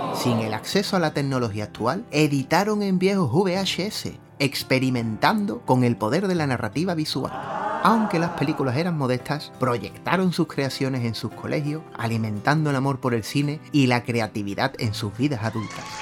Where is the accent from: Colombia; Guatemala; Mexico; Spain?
Spain; como españoles que somos